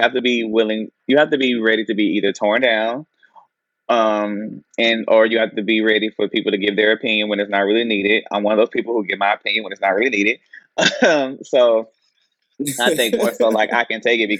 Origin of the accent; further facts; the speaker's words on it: Anderson, South Carolina, United States; Chadwick Boseman, he was from my hometown.